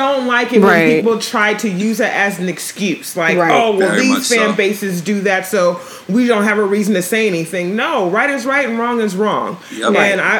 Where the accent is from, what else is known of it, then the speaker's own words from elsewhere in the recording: Los Angeles, California, United States; now in Bay Area, United States; I'm from Los Angeles